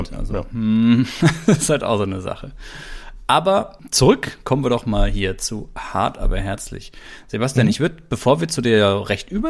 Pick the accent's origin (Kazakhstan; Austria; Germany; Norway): Germany; Baden-Württemberg; was eben so bei uns, wo ich herkomme, da Baden-Württemberg